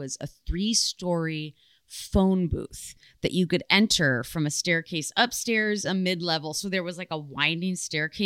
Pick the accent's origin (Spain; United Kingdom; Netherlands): Netherlands; moved away; the Netherlands, my home country